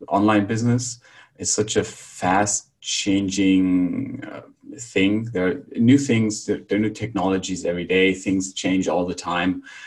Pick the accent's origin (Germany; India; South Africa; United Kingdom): Germany; moved away as an adult; also born or lived in Barcelona, Spain / Krakow, Poland; now in Bulgaria; I'm from Germany